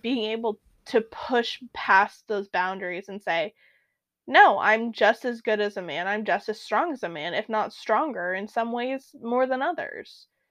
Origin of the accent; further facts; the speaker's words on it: Alaska, United States; growing up in Alaska